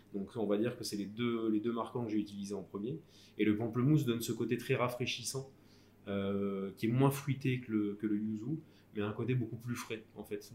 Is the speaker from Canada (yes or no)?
no; Lille, Hauts-de-France, France; je suis originaire de la, du Nord, de, de Lille plus précisément, en tout cas la périphérie. J'ai passé tous mes diplômes et fait les trois quarts de ma formation dans, ma, dans ma région natale